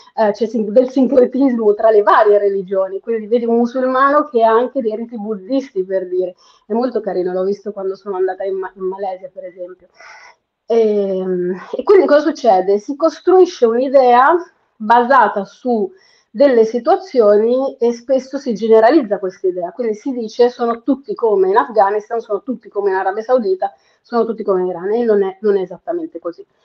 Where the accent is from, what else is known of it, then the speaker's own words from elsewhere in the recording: Perugia, Umbria, Italy; moved away as an adult; now in Milan, Italy; io sono nata e cresciuta a Perugia, Umbria, Italia